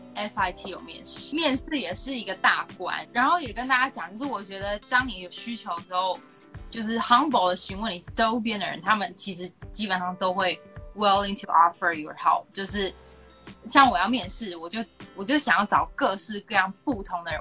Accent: Taiwan; 从小在台湾写文章

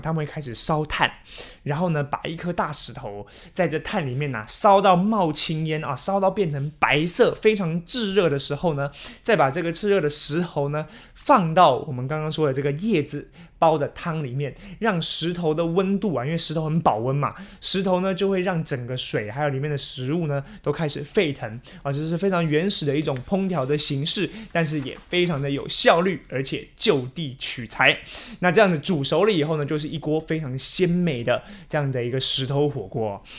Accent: Taiwan; moved away as an adult; also born or lived in Shanghai; 因为从小在台湾长大嘛

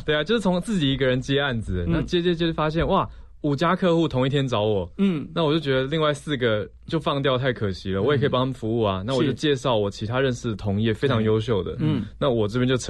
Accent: Taiwan; 我没有在国外念书，就只有在台湾土生土长啦。

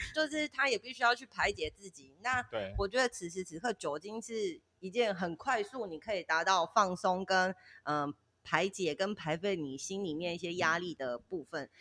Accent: Kaohsiung, Taiwan; moved away as an adult; now in Tainan, Taiwan; 我本身是高雄人嘛

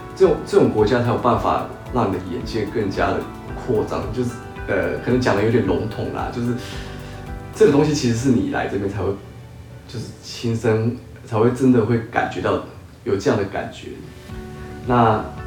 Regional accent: Taiwan; moved away as an adult; now in Osaka, Japan; 我是台湾人

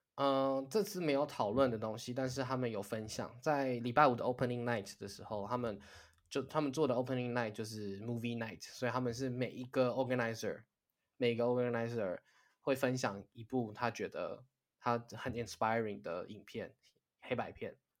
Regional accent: Taiwan; moved away as an adult; 身为台湾人

